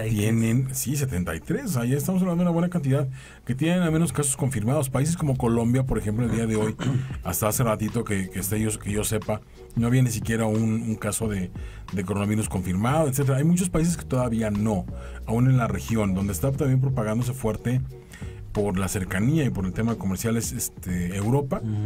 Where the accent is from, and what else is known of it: Mexico